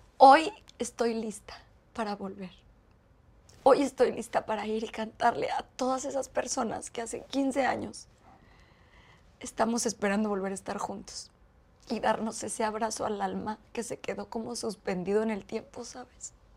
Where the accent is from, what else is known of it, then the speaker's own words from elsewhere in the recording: Mexico City, Mexico; also born or lived in Chiapas; Yo soy de Ciudad de México